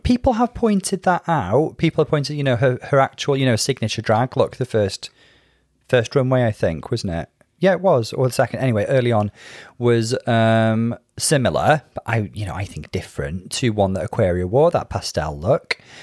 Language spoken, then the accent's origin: English; United Kingdom; being British